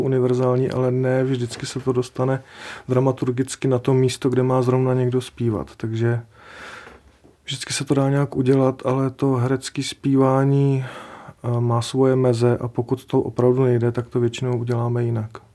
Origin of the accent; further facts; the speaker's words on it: Sudetenland, Czechia; u nás v Sudetech